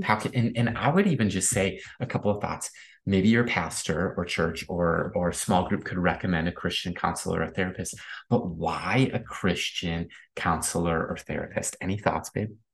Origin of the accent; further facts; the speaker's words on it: Midwest, United States; Growing up in the Midwest